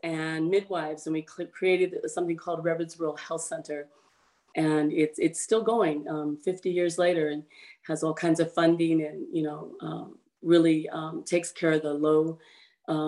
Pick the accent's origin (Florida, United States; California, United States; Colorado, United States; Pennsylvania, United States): California, United States; Southern; moved away as an adult; also born or lived in Humboldt County, California; now in Northern California, United States; where I grew up in Southern California